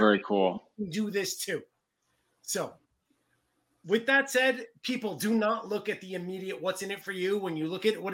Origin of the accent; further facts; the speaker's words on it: New York City, New York, United States; I'm from the Bronx